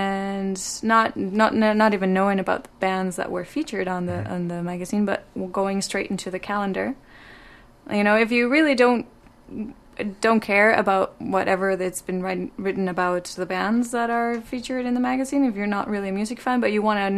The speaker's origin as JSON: {"language": "English", "country": "Mexico", "moved": "as an adult", "lives_now": "Vancouver, Canada", "said": "I'm from Mexico."}